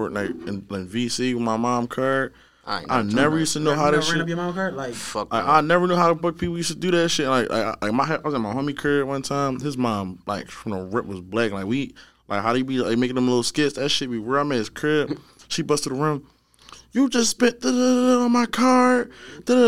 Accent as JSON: {"language": "English", "town": "Philadelphia", "region": "Pennsylvania", "country": "United States", "said": "I'm coming from Southwest"}